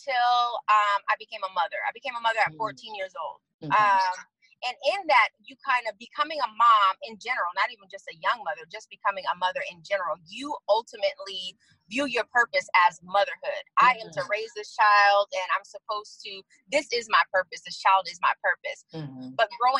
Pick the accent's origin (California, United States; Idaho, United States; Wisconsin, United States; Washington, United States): California, United States; San Diego; moved away as an adult; now in Arizona, United States; I am currently in Arizona, but I'm a San Diego native, as you can say, born and raised in San Diego